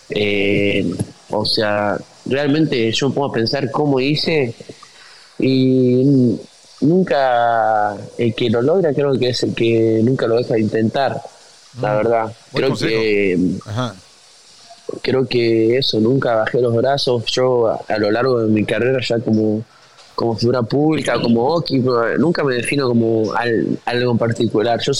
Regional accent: Tucumán, Argentina; moved away; Yo ya había dejado toda mi vida en Tucumán, mi amigo, mi familia, mi estudio, mi, auto, mi perro, mi vieja, mi viejo.

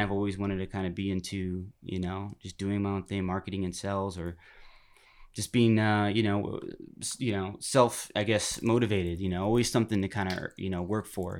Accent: Turlock, California, United States; moved away; I'm from Turlock, California, up Northern California, right smack dab in the middle of California, where you put your finger on the map in the middle you're hitting Modesto, Turlock, California. Yeah, yeah. Mm-hmm. Um, you know, I kind of grew up in just you know suburban town

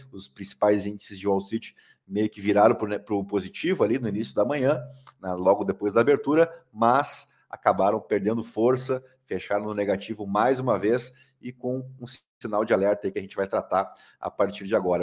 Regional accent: Brazil; a gente como brasileiro, como contribuinte

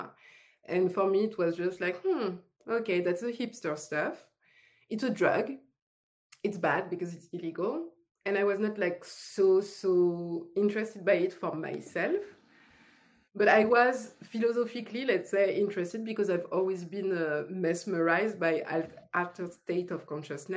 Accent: France; accent: French; English is a second language; moved away as an adult; now in Los Angeles, United States; I moved from France because, yes, French accent. I moved from France

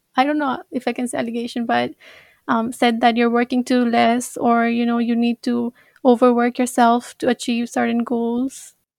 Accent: Nepal; now in Japan; I'm from Nepal, and I'm a third year

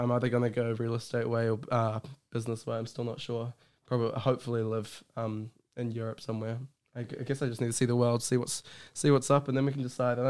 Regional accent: Hawke's Bay, New Zealand; also born or lived in Auckland; now in Wellington, New Zealand; I am from, born in Hawke's Bay.

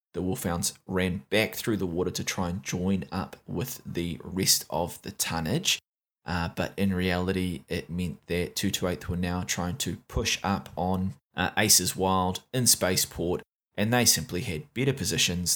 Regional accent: New Zealand; accent: Kiwi; my Kiwi accent.

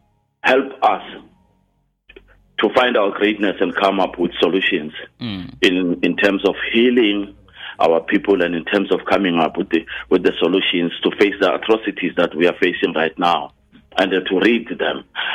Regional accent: Guatemala; Something that I got from my mother and where I was raised in Guatemala.

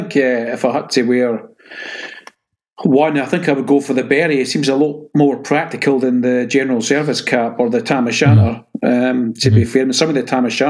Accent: Scotland, United Kingdom; maybe it's because I'm Scottish

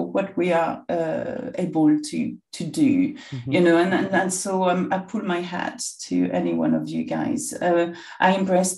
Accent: Bourg-en-Bresse, Auvergne-Rhône-Alpes, France; English is a second language; moved away as an adult; also born or lived in Saint-Vallier, Burgundy; now in London, United Kingdom; that's where I come from, you know, I was brought up there

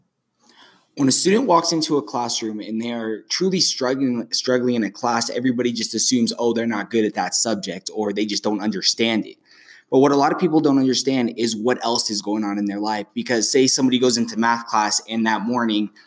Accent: Flagstaff, Arizona, United States; most of our students come from Sunnyside, as myself

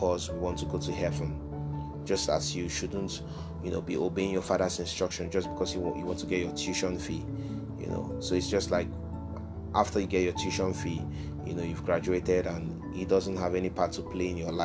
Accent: Nigeria; moved away; my home country, Nigeria

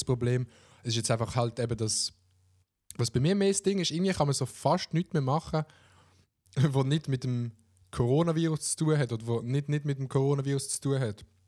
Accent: Oberbaselbiet, Basel-Landschaft, Switzerland; ich komme aus dem Oberbasel-Biet

